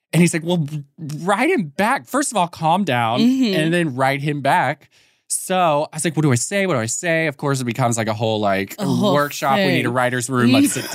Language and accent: English; Austin, Texas, United States; So he grew up literally like 20 minutes away from where I grew up in Austin.